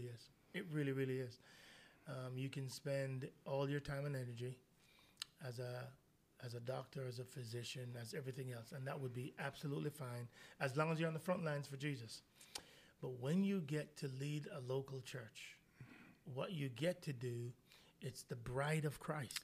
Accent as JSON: {"language": "English", "country": "Jamaica", "moved": "yes", "said": "I'm Jamaican"}